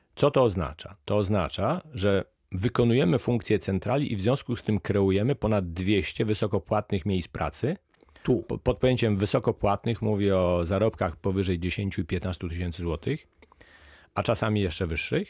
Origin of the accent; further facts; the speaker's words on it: Lower Silesian Voivodeship, Poland; Ja pochodzę z Dolnego Śląska